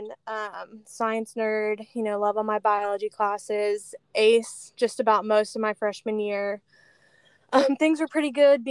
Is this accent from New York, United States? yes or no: no; Celebration, Florida, United States; moved away as an adult; also born or lived in Birmingham, Alabama; I grew up in Celebration, sunny Florida